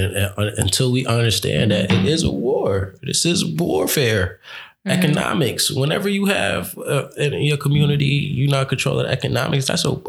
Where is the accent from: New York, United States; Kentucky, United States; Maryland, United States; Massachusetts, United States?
New York, United States; I'm from New York.